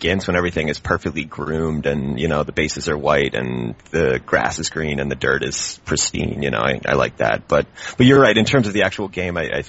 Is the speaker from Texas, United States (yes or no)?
no; Charlottesville, Virginia, United States; moved away as an adult; also born or lived in Barcelona, Spain; now in Oakland, United States; I'm from Virginia. I'm from central Virginia in this town called Charlottesville, which is where the University of Virginia is